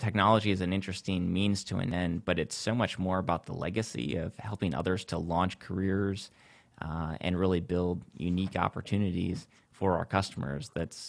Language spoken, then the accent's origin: English; south of Lansing, Central Michigan, United States; Central Michigan, south of Lansing is where I grew up.